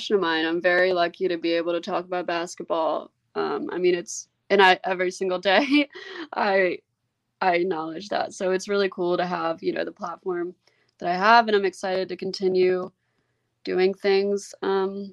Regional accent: Memphis, Tennessee, United States; I wouldn't have wanted to be raised anywhere else. I think being raised here really helped like shape who I am.

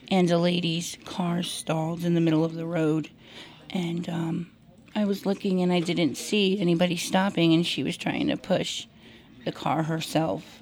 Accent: New Jersey, United States; moved away as an adult; I'm originally from New Jersey. I've been out here for about three years, um, and it's very different than back east.

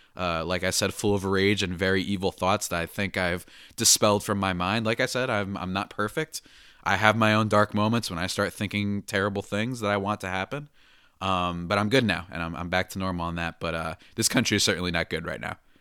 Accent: New Jersey, United States; I am from the good old dirty New Jersey

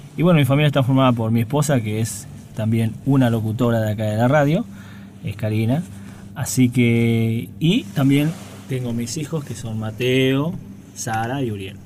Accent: Ibarreta, Formosa, Argentina; moved away; Yo soy oriundo de Ibarreta, de Formosa, exactamente

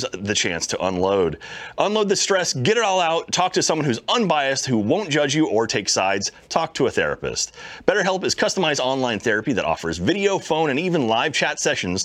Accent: Texas, United States; I'm from Texas and I've never seen proper snow

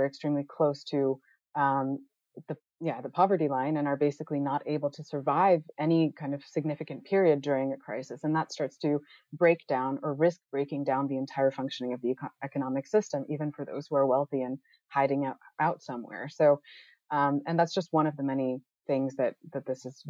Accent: United States; moved away as an adult; also born or lived in New York City; now in Amsterdam, Netherlands; I'm originally from the United States

